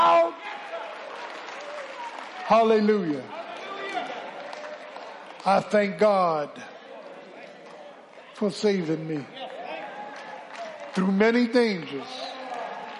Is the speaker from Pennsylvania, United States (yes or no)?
yes; Philadelphia, Pennsylvania, United States; When I grew up in South Philly